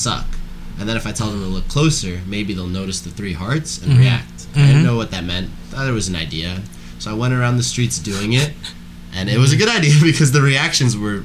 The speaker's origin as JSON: {"language": "English", "country": "United States", "tie": "born or raised there", "said": "I was born in the U.S., raised here"}